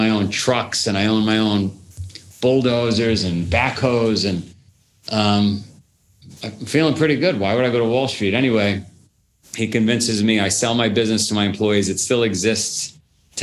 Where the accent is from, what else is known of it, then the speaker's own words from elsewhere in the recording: New York City, New York, United States; I grew up in Queens, New York, ground zero for Goodfellas